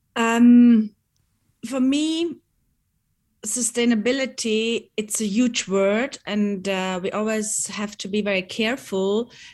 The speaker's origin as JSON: {"language": "English", "area": "Bregenzerwald", "region": "Vorarlberg", "country": "Austria", "tie": "born or raised there", "said": "we grew up here in the Bregenzer Wald"}